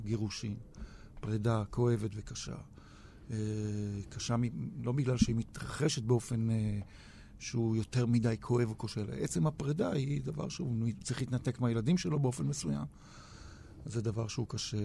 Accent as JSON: {"language": "Hebrew", "town": "Tel Aviv", "region": "Tel Aviv District", "country": "Israel", "tie": "born or raised there", "also_born_or_lived": "Ramat Gan / Pardes Katz", "said": "אני תל אביבי מגיל תשע, כל חיי אני בעיר הזאת"}